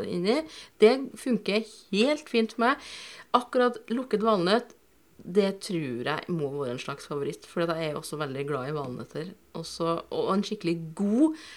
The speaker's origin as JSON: {"language": "Norwegian", "area": "Inderøya", "region": "Trøndelag", "country": "Norway", "tie": "born or raised there", "moved": "as an adult", "lives_now": "Bodø, Norway", "said": "flytta hit sammen med min gode barndomsvenn Nils. Fordi vi kommer begge to fra Inderøya"}